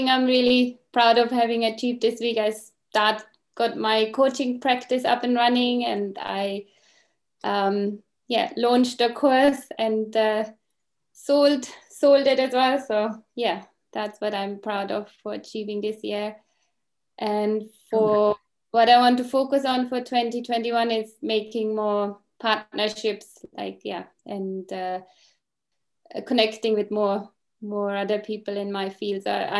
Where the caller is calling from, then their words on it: Reading, South East England, United Kingdom; I'm joining from the UK in Reading.